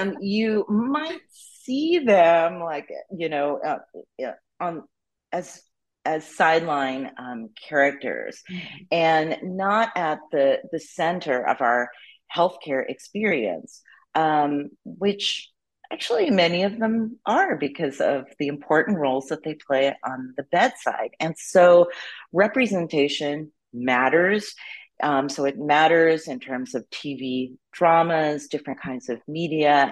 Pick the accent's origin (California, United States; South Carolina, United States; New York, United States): New York, United States; New York City; I was born and raised in New York City